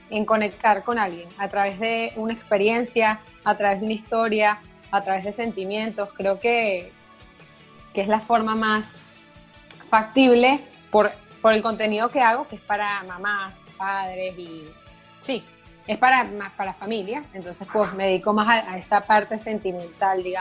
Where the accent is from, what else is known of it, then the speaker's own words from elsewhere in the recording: Venezuela; now in Buenos Aires, Argentina; una de las cosas que yo pensé cuando me fui de Venezuela es, sí, me encanta el periodismo, es un área muy linda, fue la que por un poco tiempo pude experimentar cuando estuve en Venezuela